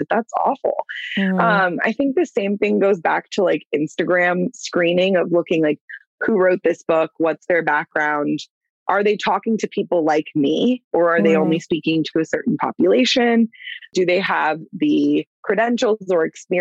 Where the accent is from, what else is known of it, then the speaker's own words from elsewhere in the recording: Clearwater, Florida, United States; I'm from Clearwater, born and raised